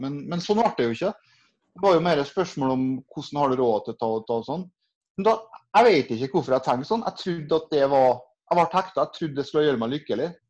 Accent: Kristiansund, Møre og Romsdal, Norway; now in Trondheim, Norway; Så er jeg fra Kristiansund opprinnelig og bor i Trondheim

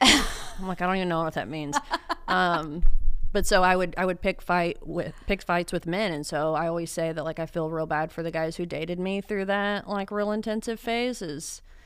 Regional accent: Dallas, Texas, United States; also born or lived in Austin; I'm from North Dallas

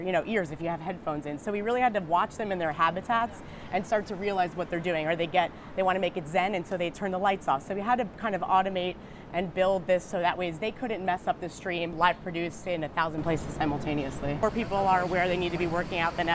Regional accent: Long Island, New York, United States; I was born in Long Island, so pretty close to the city.

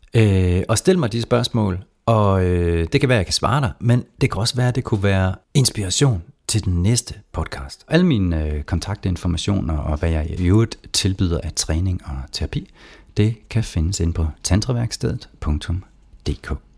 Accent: Jutland, Denmark; man kan høre, jeg kommer fra Jylland en gang imellem

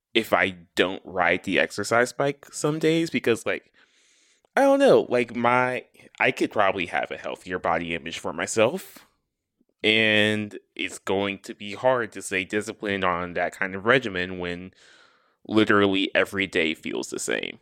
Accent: the South, United States; I am from the South

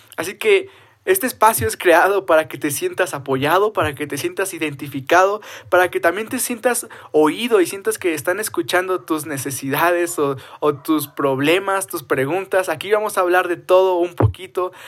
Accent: Cuauhtémoc, Chihuahua, Mexico; soy de la ciudad de Cuauhtémoc, Chihuahua, México

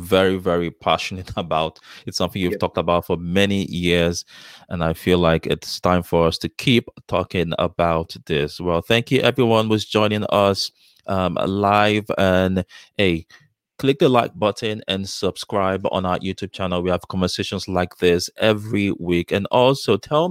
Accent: Nigeria; also born or lived in London, United Kingdom; now in United States; as a Nigerian and someone from African origin

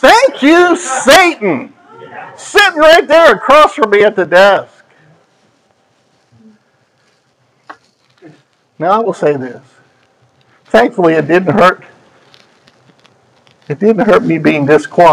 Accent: just south of York, Pennsylvania, United States; moved away; also born or lived in Maryland; I grew up just south of York, Pennsylvania. So we're Pennsylvanians

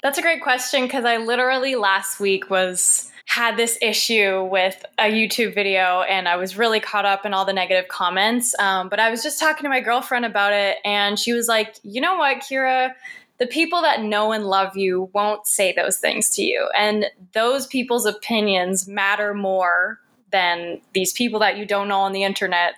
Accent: Sault Ste. Marie, Ontario, Canada; now in Toronto, Canada; I was born in Sault Ste. Marie, Ontario. It's a little small northern town

